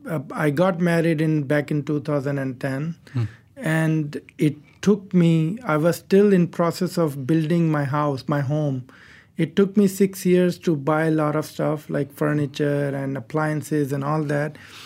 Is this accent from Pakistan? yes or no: yes; Pakistan; now in Malaysia; I came from Pakistan to Malaysia as a refugee, as an asylum seeker.